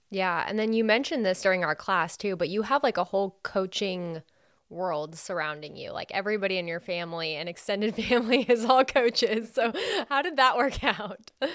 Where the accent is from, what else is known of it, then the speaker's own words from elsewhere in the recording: California, United States; moved away; I'm from California